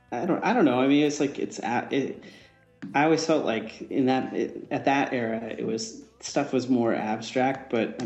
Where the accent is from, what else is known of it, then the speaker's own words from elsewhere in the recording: Hamburg, New York, United States; moved away; Me too, Hamburg.